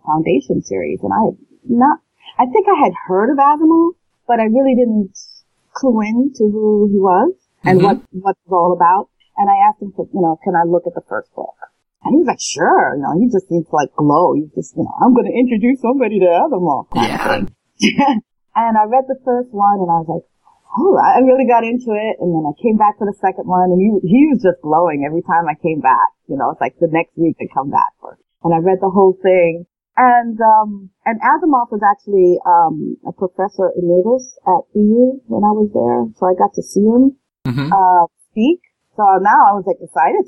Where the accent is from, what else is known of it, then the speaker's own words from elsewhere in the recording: Cambridge, Massachusetts, United States; I grew up in Cambridge, Mass